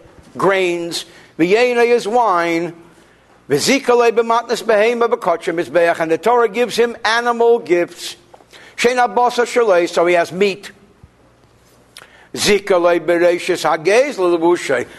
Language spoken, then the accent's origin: English; Newark, New Jersey, United States; where I grew up in Newark